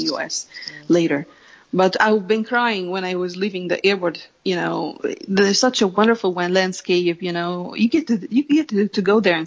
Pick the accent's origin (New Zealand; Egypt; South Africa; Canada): Egypt; first language Arabic; English is a second language; I've been born and raised in Egypt